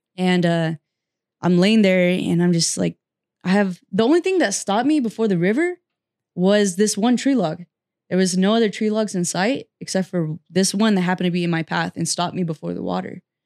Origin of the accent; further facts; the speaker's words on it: Fresno, California, United States; also born or lived in Butte County, California; I'm a Central Valley native, and I was born and raised here, grew up here. I did m, live in Northern California for a little bit, and I moved back to Fresno